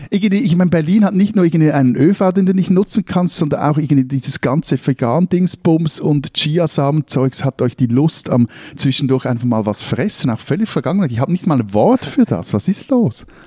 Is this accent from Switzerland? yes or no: yes; Zurich, Switzerland; als Zürcher